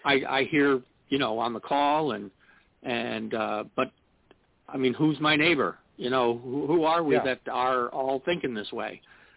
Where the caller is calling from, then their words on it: New York, United States; I'm calling from New York.